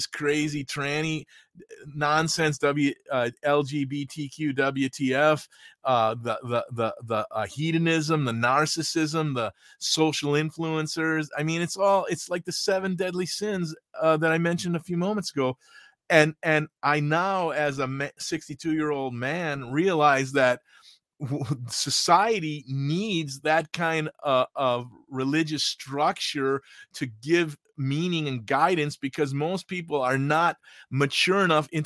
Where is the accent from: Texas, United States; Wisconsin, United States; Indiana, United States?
Wisconsin, United States; Milwaukee; I was born and raised Catholic in Milwaukee